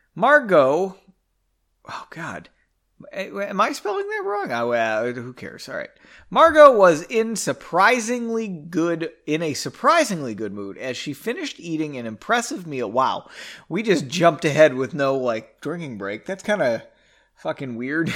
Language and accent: English; Medway, Massachusetts, United States; born or raised there; moved away